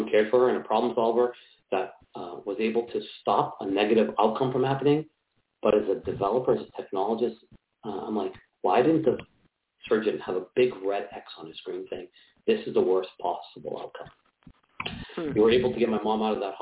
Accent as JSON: {"language": "English", "town": "Boston", "region": "Massachusetts", "country": "United States", "tie": "born or raised there", "said": "So I'm from Boston, Massachusetts. Grew up here. I've been trying to hide my accent most of my life"}